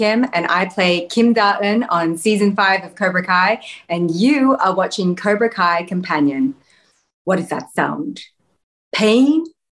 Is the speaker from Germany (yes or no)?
no; Australia; Yes. I mean, growing up in Australia is the literal best. I could not be more thankful to have been born in Australia and be Australian, be a little, you know, suburban Aussie kid growing up, going to the beach.